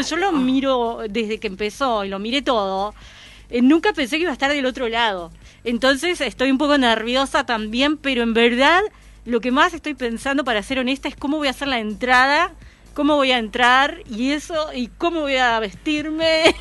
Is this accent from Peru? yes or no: no; Uruguay; te fallo como uruguaya